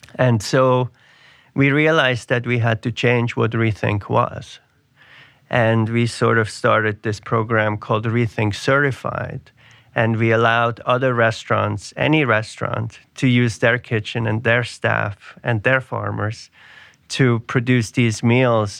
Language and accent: English; Switzerland; now in New York City, United States; I grew up in Switzerland